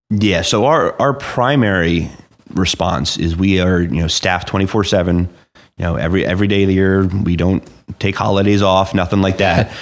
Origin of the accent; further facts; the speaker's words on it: Clinton, New Jersey, United States; also born or lived in Flemington; I grew up, you know, like I said, in Hunter N County. Um, so I was born and raised in Clinton.